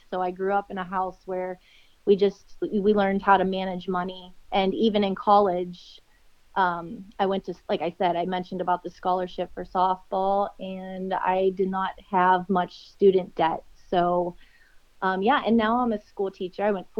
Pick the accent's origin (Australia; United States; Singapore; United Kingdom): United States; Leechburg, Pennsylvania; moved away as an adult; now in Erie, United States; I grew up around Leechburg. That's northeast of Pittsburgh. And I came to Pennsylvania. I'm in Pennsylvania. I was brought to Erie on a softball scholarship.